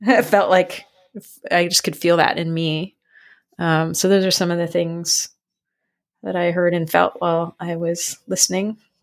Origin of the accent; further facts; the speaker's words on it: San Francisco, California, United States; moved away; I grew up in San Francisco